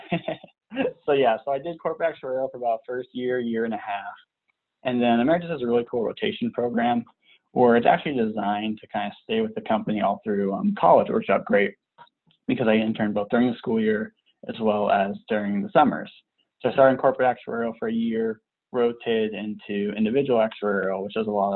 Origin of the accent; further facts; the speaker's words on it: Southern California, United States; moved away as an adult; also born or lived in Nebraska; I was born and raised in Southern California